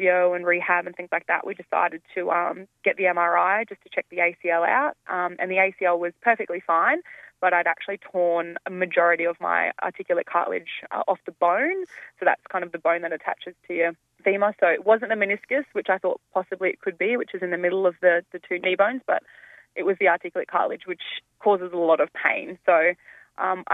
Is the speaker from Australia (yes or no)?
yes; Mackay, Queensland, Australia; also born or lived in Sydney; I moved from Sydney after rehabbing to Mackay, back to sort of where I grew up